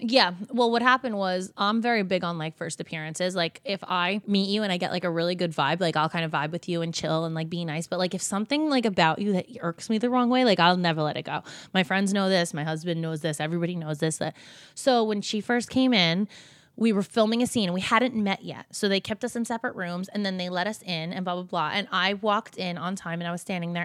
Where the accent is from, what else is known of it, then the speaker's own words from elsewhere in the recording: New Jersey, United States; we're from Jersey, we're from the same area